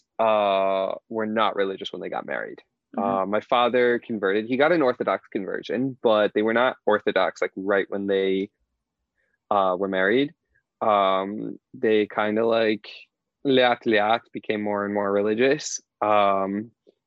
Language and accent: English; Indianapolis, Indiana, United States; moved away; also born or lived in Pittsburgh / Israel; I grew up in Indianapolis, Indiana, in America